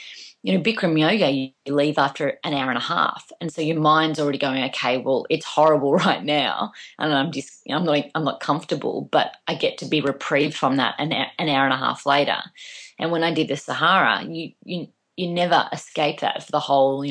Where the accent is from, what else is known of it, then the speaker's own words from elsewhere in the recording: Melbourne, Victoria, Australia; I come from Australia